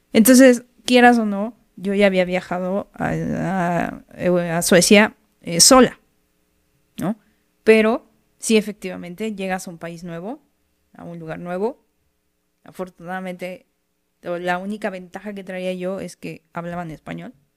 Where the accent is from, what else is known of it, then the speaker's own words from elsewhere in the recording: Mexico; aquí en México es algo que, desde chiquito tienes mucho